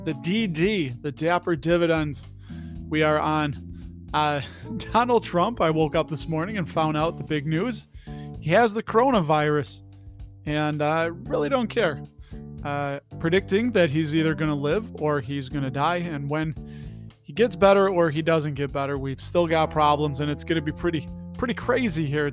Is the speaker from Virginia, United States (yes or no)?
no; Berwyn, Illinois, United States; accent: Chicago; I grew up in Berwyn, Illinois